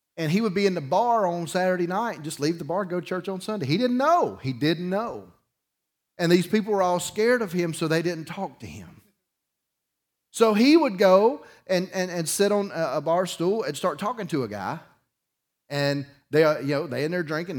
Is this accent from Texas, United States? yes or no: no; Dauphin Island, Alabama, United States; I grew up on Dolphin Island